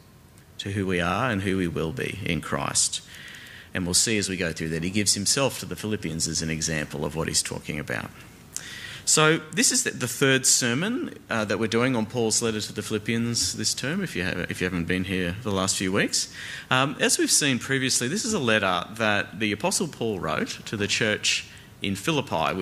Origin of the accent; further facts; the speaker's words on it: Australia; I am an Australian